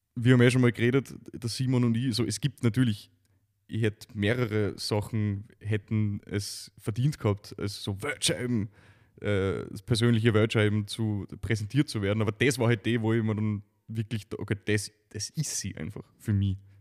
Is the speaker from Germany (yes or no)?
no; Neumarkt am Wallersee, Salzburg, Austria; ich aus einer Gegend komme, in, in, in, am Salzburger Lande